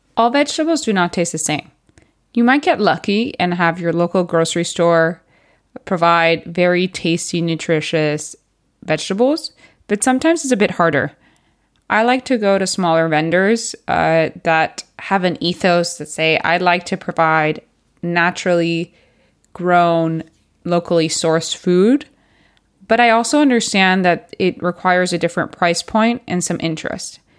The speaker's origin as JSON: {"language": "English", "country": "Puerto Rico", "tie": "born or raised there", "also_born_or_lived": "United States / Barcelona, Spain / United Kingdom", "moved": "as an adult", "lives_now": "Spain", "said": "I was born and raised in Puerto Rico"}